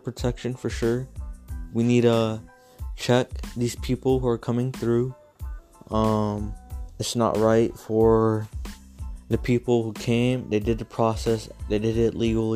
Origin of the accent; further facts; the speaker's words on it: San Antonio, Texas, United States; I'm from Texas, San Antonio, to be exact